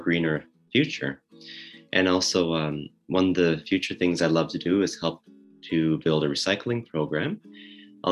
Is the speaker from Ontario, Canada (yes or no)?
no; Hopedale, Newfoundland and Labrador, Canada; moved away as an adult; I'm an 18-year-old university student from Hopedale, Nunatsiavut, Newfoundland and Labrador. And I grew up here in Hopedale